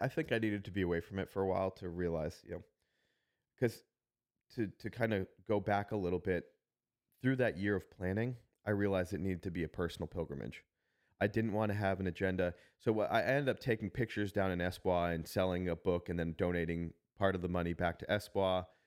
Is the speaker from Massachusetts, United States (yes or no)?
yes; Worcester, Massachusetts, United States; now in Niceville, United States; I got to walk through my hometown